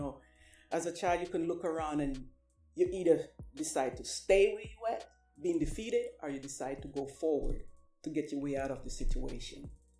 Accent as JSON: {"language": "English", "country": "Jamaica", "tie": "born or raised there", "moved": "yes", "lives_now": "United States"}